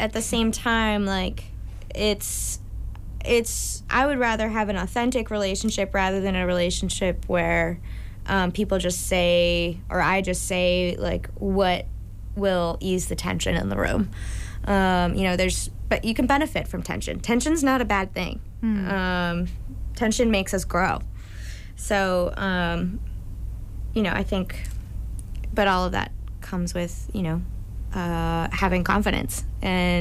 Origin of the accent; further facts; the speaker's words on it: Plymouth, Massachusetts, United States; also born or lived in Hyannis, Massachusetts; I grew up in Plymouth, but I went to high school in Hyannis